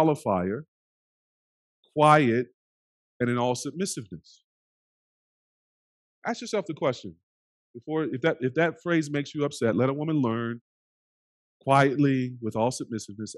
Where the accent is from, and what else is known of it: United States